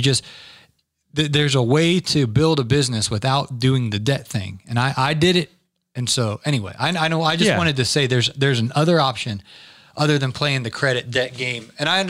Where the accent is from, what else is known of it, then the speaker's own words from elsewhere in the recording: Atlanta, Georgia, United States; I'm from Atlanta, Georgia.